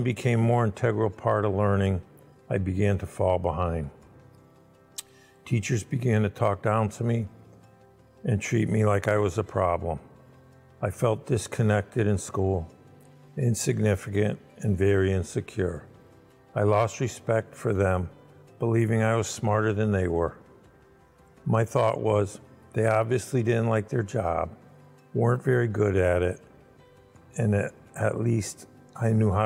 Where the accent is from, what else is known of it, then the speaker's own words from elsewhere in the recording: Windsor, Connecticut, United States; now in West Suffield, United States; I grew up in Windsor and I now live in West Suffield